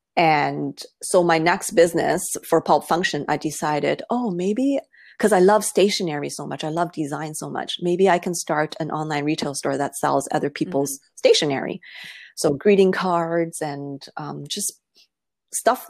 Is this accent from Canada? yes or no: yes; Toronto, Ontario, Canada; I was born and raised in Toronto